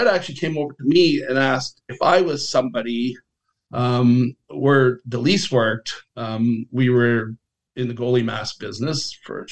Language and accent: English; Leith, Scotland, United Kingdom; moved away; Leaf, where I was born in Scotland